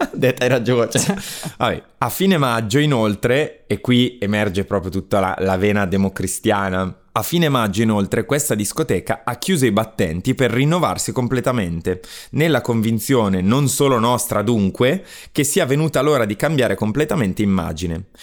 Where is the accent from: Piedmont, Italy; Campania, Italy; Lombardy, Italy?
Lombardy, Italy; Brescia; io vengo da Brescia